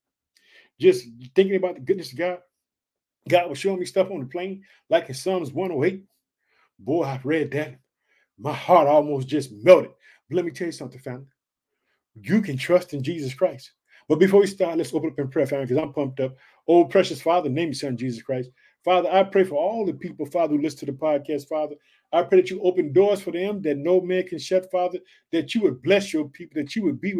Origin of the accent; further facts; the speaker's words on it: Illinois, United States; Illinois, which is my home state. Like I said, I reside in the city of Chicago